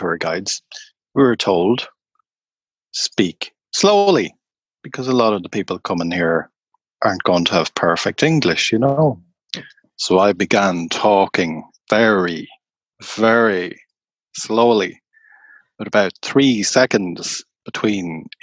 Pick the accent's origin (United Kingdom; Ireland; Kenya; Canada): Ireland; I'm Irish